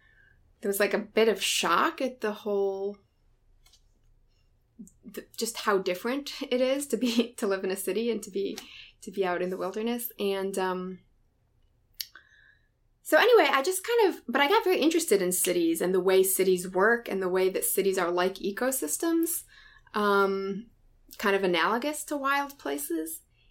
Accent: Midwest, United States; born there; also born or lived in Israel / East Coast; All over the place. I was born in the Midwest. I lived in Israel for several years as a kid, then back to the Midwest, then to the East Coast.

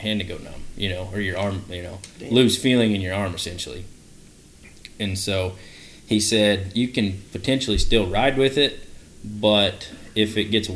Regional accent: College Station, Texas, United States; also born or lived in Idaho; I'm from Idaho. You know, that's where mom and dad raised. I was born in Idaho. And they rodeoed. Dad rode bulls. Mom ran barrels. And I guess in 2000, family moved to Texas.

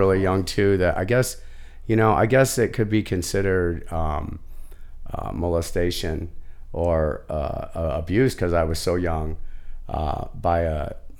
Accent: St. Louis, Missouri, United States; moved away as an adult; also born or lived in Santa Cruz, California; I'm a gay man, right? Came out really, really early. And growing up in South St. Louis

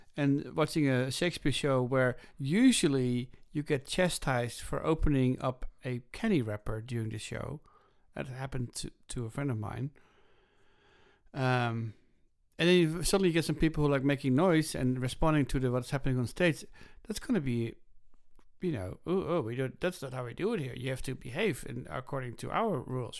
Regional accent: Groningen, Netherlands; moved away; when I was growing up in Groningen in the Netherlands

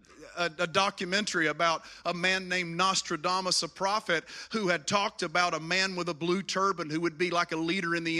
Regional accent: Appalachian Mountains of Virginia, United States; moved away as an adult; also born or lived in Washington, D.C.; now in Elizabeth City, United States; I grew up in the Appalachian Mountains of Virginia

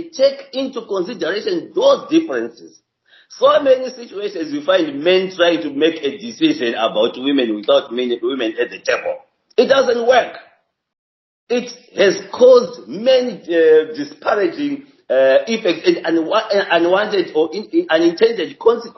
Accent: Zimbabwe; I come from Zimbabwe myself

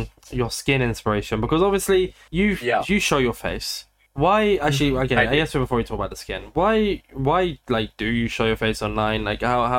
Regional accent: United Kingdom; I'm British

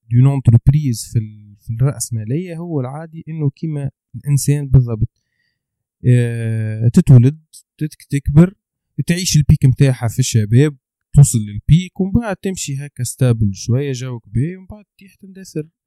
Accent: Tunisia; انا كتونسي

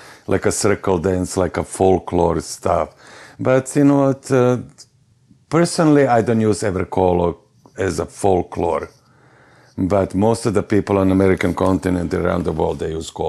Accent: Varaždin, Varaždin County, Croatia; English is a second language; moved away as an adult; now in United States; I was born in Varaždin long, long time ago

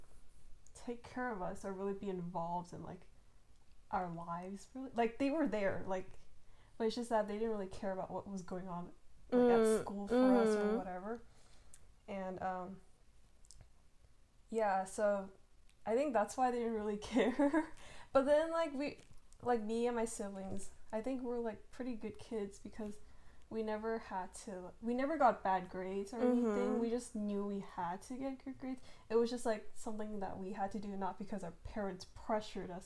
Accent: United States; I am from the United States

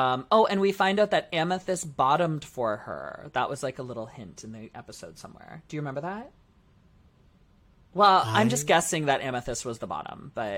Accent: Canada; We are Canadian.

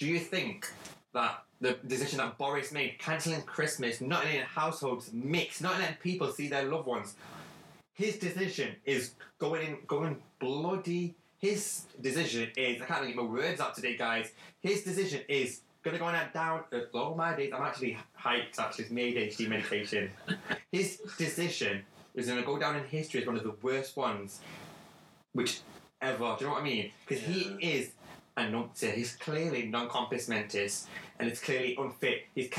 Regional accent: Wales, United Kingdom; accent: Welsh; Welsh, man, from Wales, man, Wales, man, Wales. We are not sheep shaggers in Wales.

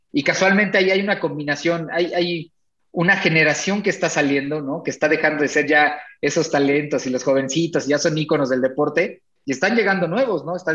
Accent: Mexico; las porras, pues como somos los mexicanos, ¿no?

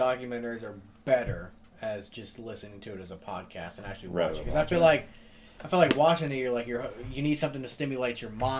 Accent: Midwest, United States; we're from the Midwest

